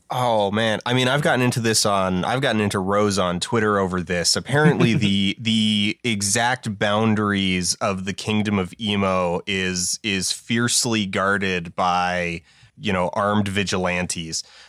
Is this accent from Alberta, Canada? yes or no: yes; Calgary, Alberta, Canada; it reps my hometown. It's one of, like, two songs in the world that name drops Calgary, Alberta